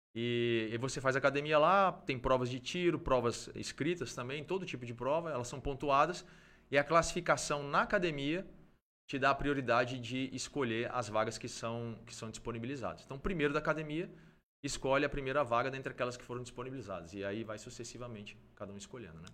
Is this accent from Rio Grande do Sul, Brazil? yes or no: no; Brasília, Federal District, Brazil; moved away as an adult; also born or lived in Mato Grosso do Sul; eu nasci em, é, em Brasília